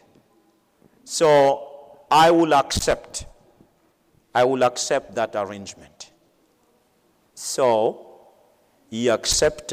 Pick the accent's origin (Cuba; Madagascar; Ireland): Madagascar; I am from Madagascar.